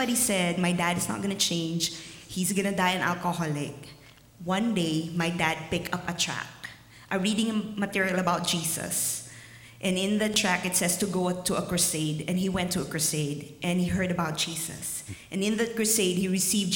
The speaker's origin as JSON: {"language": "English", "country": "Philippines", "tie": "born or raised there", "moved": "yes", "said": "growing up in the Philippines, it's really, really hard."}